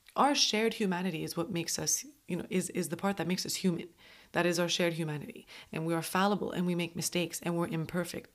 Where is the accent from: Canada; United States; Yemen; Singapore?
Canada; Montreal, Quebec; moved away; I'm from Montreal